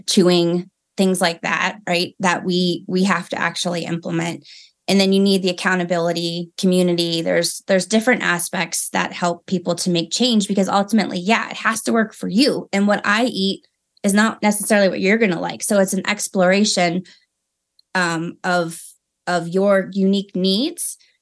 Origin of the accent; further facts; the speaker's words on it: Maryland, United States; moved away as an adult; now in Colorado Springs, United States; I'm from Maryland, and then I moved to Colorado three years ago